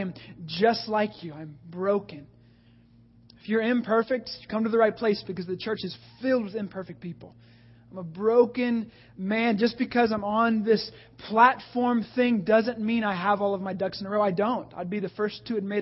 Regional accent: the Bible Belt, the South, United States; I grew up in the Bible Belt.

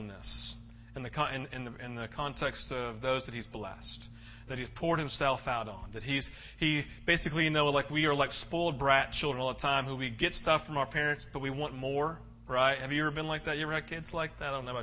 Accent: United States; being American

